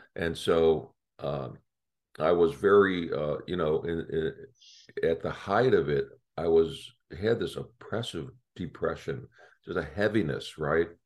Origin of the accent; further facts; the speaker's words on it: Chicago, Illinois, United States; moved away; I grew up in Chicago